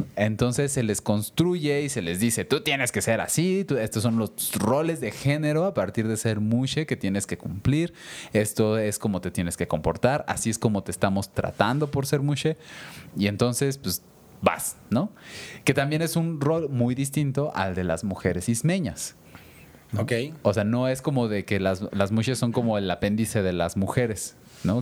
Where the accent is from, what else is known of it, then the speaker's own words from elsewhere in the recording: Mexico City, Mexico; now in Querétaro, Mexico; yo que me crié en Ciudad de México, de niños